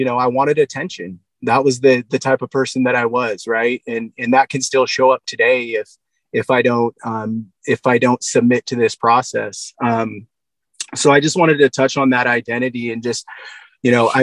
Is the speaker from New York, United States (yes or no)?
no; Black Diamond, Washington, United States; also born or lived in Buckley, Washington; I grew up in Black Diamond, Washington State